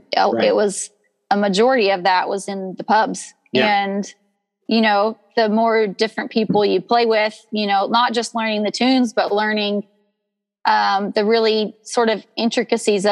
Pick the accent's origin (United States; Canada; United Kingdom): United States; I'm not Irish, I'm American.